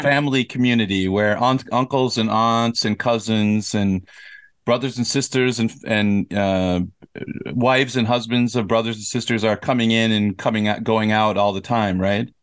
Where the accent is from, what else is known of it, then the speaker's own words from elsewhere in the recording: United States; moved away as an adult; now in South Korea; growing up in America